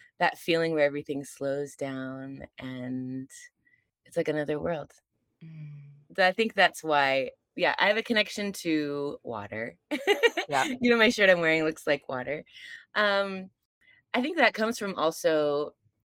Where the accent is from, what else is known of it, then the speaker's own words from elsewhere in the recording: California, United States; moved away; I'm from California originally